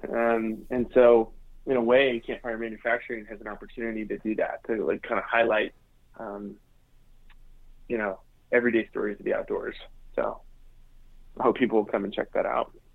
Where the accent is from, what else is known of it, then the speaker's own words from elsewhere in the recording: United States; being American